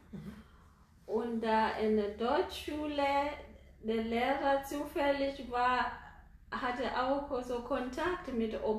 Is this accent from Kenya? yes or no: yes; Nairobi, Kenya; ich komme aus Nairobi.